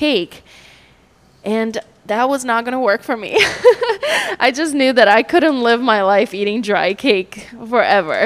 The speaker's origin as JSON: {"language": "English", "country": "Brazil", "moved": "yes", "lives_now": "St. Petersburg, United States", "said": "I'm from Brazil, and it's a very meat-heavy Brazilian diet"}